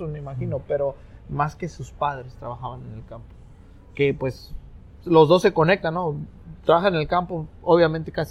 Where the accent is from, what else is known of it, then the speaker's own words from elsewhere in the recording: Mexico; ah, soy mexicano y a mucha honra somos.